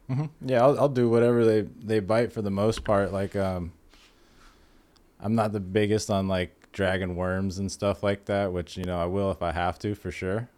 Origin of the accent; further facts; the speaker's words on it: San Diego, California, United States; I grew up in Ocean Beach, right there next to Point Loma.